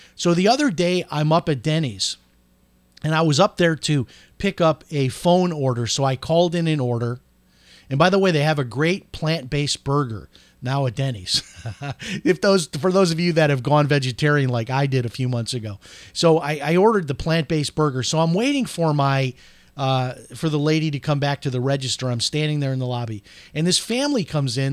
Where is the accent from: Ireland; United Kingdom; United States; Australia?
United States; Palm Coast, Florida; here in my hometown of Palm Coast, Florida